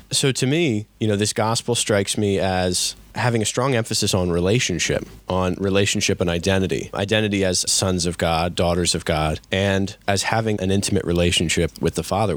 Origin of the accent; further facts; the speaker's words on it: Exton, Pennsylvania, United States; I am from Saints Philip and James Parish in Exton, a graduate of Bishop Shanahan High School, and an Eagle Scout from Troop 105